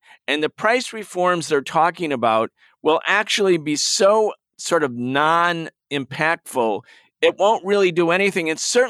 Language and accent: English; Western New York, United States; I'm from Western New York, so people in Rochester and Buffalo, where I come from